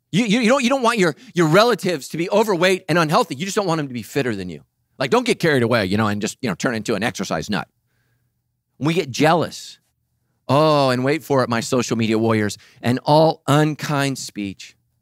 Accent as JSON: {"language": "English", "town": "Sacramento", "region": "California", "country": "United States", "tie": "born or raised there", "said": "I grew up in Sacramento"}